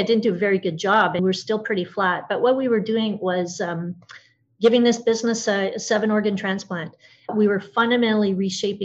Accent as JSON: {"language": "English", "country": "Canada", "said": "I'm Canadian"}